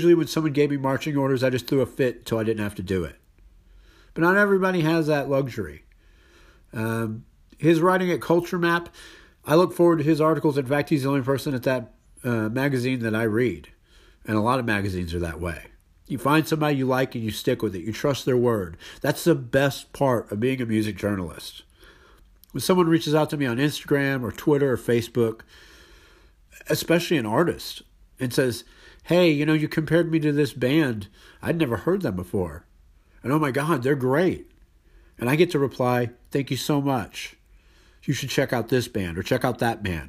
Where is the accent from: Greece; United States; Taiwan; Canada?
United States; Houston, Texas; I'm from Houston.